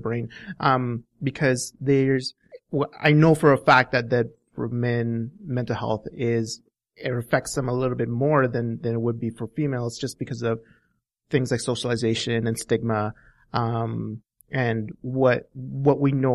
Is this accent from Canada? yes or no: yes; Alberta, Canada; we know what cowboys are here in Alberta